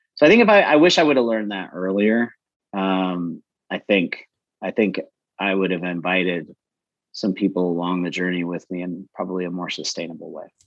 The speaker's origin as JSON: {"language": "English", "town": "Lansing", "region": "Michigan", "country": "United States", "tie": "born or raised there", "moved": "as an adult", "lives_now": "Atlanta, United States", "said": "I, I grew up in Lansing, Michigan, and uh, so I'm not from the South"}